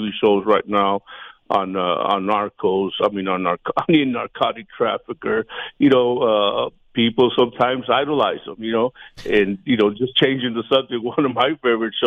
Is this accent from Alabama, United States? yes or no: no; Hebbronville, Texas, United States; moved away as an adult; also born or lived in Laredo, Texas / Austin, Texas / Colombia / Puerto Rico; now in San Antonio, United States; I'm from Hebronville, Texas, South Texas, population 5,000